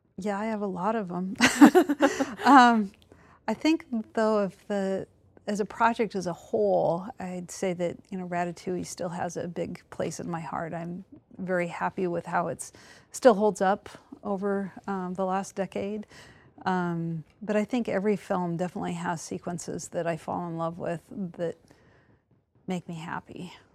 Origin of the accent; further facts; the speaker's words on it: the Northwest Mountains, Pacific Northwest, United States; moved away; I grew up in the Northwest Mountains